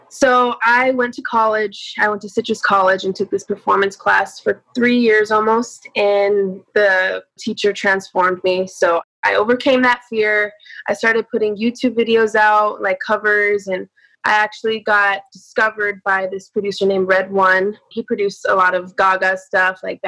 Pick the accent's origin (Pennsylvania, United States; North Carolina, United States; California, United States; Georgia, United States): California, United States; Los Angeles; also born or lived in Temple City, California / Walnut, California; I'm from LA, born and raised.